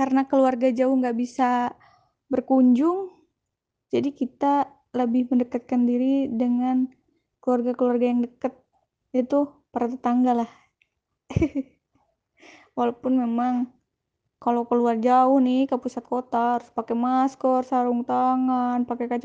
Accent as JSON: {"language": "Indonesian", "town": "Ciamis", "region": "West Java", "country": "Indonesia", "tie": "born there", "said": "Saya asli kelahiran dari Ciamis, Jawa Barat, Indonesia"}